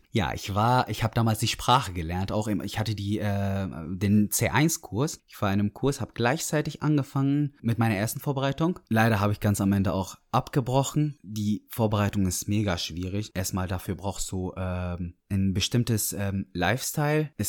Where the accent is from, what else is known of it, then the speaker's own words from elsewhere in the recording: Dortmund, North Rhine-Westphalia, Germany; also born or lived in Syria; Dann habe ich Dortmund gesagt, dann meinten die aber ursprünglich, ich habe gesagt, ich komme aus Syrien, da meinten die, oh krass, das ist der erste Syrer, den wir treffen, der hier aufgewachsen ist.